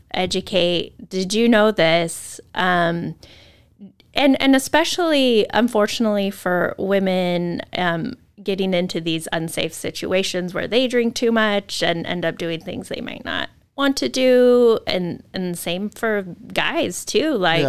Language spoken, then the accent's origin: English; Moscow, Idaho, United States; I grew up in a college town. I grew up at in Moscow.